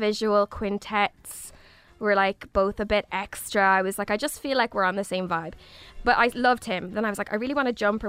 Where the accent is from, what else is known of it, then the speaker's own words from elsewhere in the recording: Galway, Connacht, Ireland; I'm from Galway